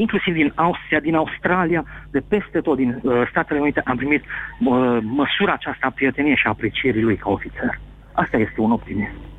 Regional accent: Timișoara, Timiș County, Romania

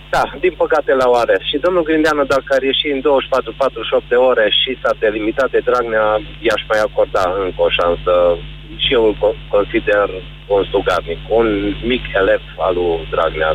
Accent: Arad, Arad County, Romania; Din Arad

